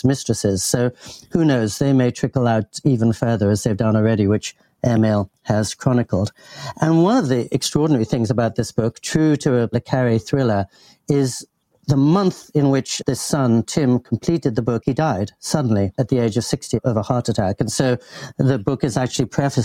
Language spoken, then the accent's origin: English; England, United Kingdom; I grew up in England and in the heart of establishment England